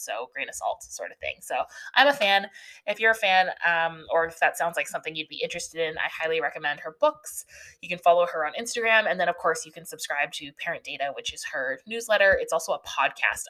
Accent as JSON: {"language": "English", "country": "Canada", "said": "I'm Canadian"}